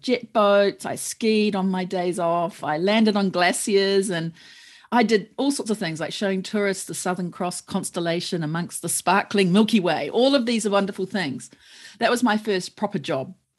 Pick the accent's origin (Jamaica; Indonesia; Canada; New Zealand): New Zealand; first language English; moved away as an adult; now in Tokyo, Japan; I'm originally from New Zealand, and for those of you who have been to New Zealand or know New Zealanders, you know we call ourselves Kiwis